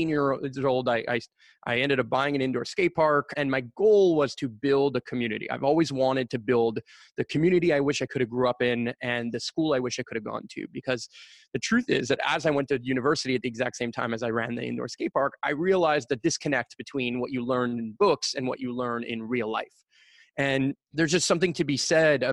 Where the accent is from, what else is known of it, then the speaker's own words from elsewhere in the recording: Montreal, Quebec, Canada; I currently still live and grew up and born and raised in Montreal and proud of it